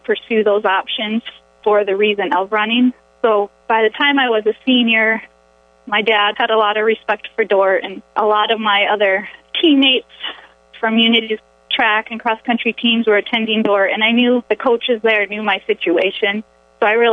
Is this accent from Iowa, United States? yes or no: yes; Orange City, Iowa, United States; moved away as an adult; now in Rapid City, United States; I grew up in Orange City, Iowa